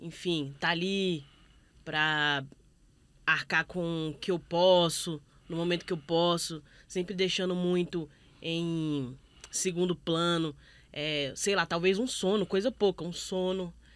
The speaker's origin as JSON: {"language": "Portuguese", "country": "Brazil", "said": "a gente como brasileiro"}